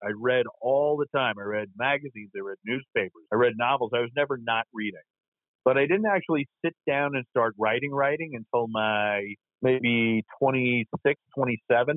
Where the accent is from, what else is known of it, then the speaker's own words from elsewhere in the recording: New York City, New York, United States; I was born in Queens, New York